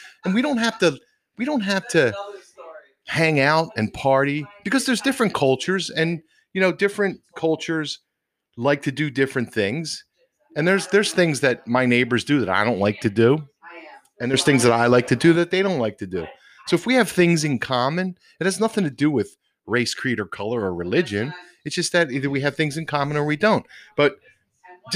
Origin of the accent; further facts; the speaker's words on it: Philadelphia, Pennsylvania, United States; I grew up in Northeast Philadelphia